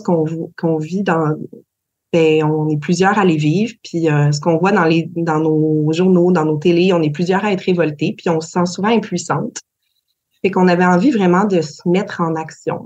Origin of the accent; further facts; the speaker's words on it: Gaspésie, Quebec, Canada; chez nous, en Gaspésie